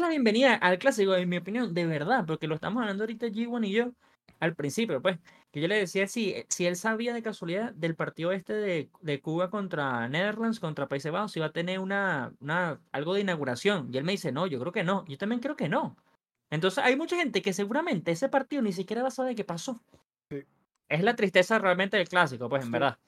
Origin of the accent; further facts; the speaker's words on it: Venezuela; yo soy venezolano